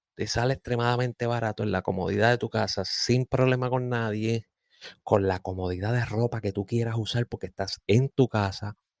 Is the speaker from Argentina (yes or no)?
no; Puerto Rico; soy boricua